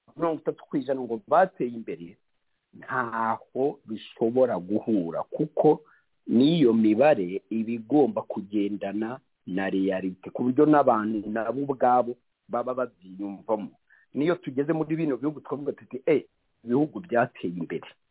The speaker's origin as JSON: {"language": "Kinyarwanda", "country": "Rwanda"}